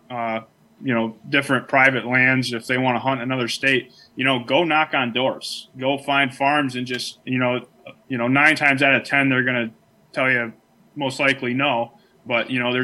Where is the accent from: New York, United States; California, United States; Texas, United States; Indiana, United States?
New York, United States; Clymer; I was born and raised in Chautauqua County, which the town I was actually grew up in is Clymer, which is as far, you know, southwestern New York as you can get